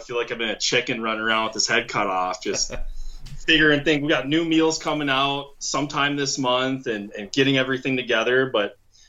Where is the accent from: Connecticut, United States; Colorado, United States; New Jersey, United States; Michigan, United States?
Michigan, United States; moved away as an adult; so I come from Michigan, moved out here in 2008, spent a year going to school, went back to Michigan, graduated in the UP.